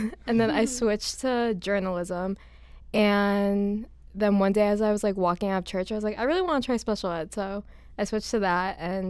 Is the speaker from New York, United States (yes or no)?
no; Naperville, Illinois, United States; I'm from Naperville, Illinois.